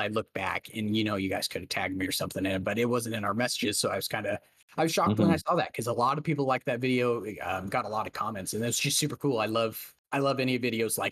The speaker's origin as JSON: {"language": "English", "area": "Central Valley", "region": "California", "country": "United States", "tie": "born or raised there", "said": "in the Central Valley where I grew up in California"}